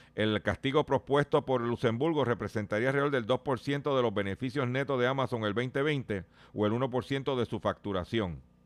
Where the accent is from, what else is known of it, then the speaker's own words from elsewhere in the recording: Puerto Rico; nosotros como puertorriqueños que vivimos aquí